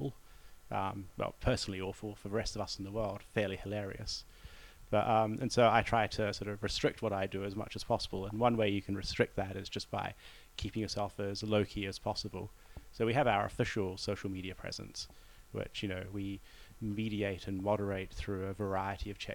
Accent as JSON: {"language": "English", "country": "New Zealand", "moved": "yes", "said": "as a New Zealander"}